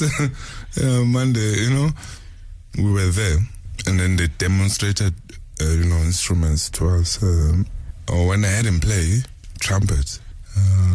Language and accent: English; Benoni, Gauteng, South Africa; growing up, I grew up in Davidton, Benoni, Isren, Dekuruleni